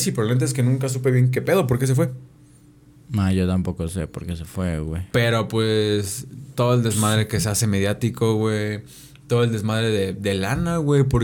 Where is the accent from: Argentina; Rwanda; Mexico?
Mexico; Cuautla, Morelos; Aquí famoso en Cuautla, güey. famoso en mi pueblo.